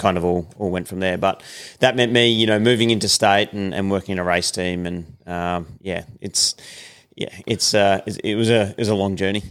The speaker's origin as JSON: {"language": "English", "town": "Sydney", "region": "New South Wales", "country": "Australia", "tie": "born or raised there", "said": "I was born in Sydney"}